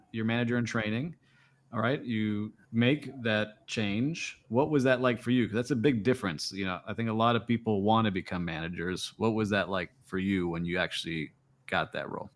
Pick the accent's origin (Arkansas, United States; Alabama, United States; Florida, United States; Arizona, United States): Florida, United States; Kendall; growing up down in Kendall